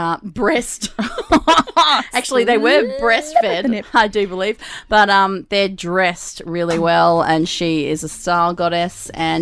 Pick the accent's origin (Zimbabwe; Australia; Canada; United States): Australia; Melbourne, Victoria; moved away as an adult; now in Newcastle, Australia; I'm originally from Melbourne, and my family's moved to Newcastle now, so we don't see our extended family. Yes. But up until six years ago, whenever I lived in Melbourne